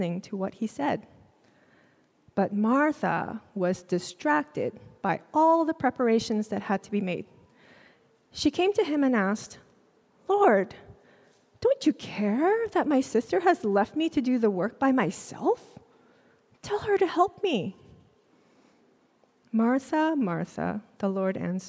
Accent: Singapore; also born or lived in Jakarta, Indonesia; And when I was four, we moved to Singapore. My parents enrolled me in a Chinese school

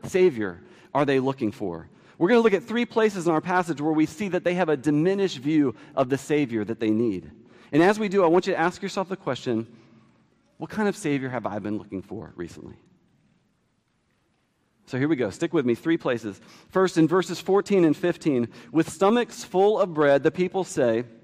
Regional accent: D.C., District of Columbia, United States; Growing up near Washington, D.C.

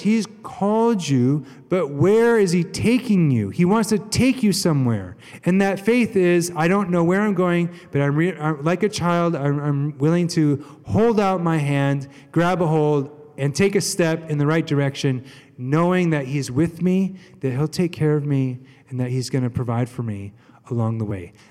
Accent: United States; we're American, not British

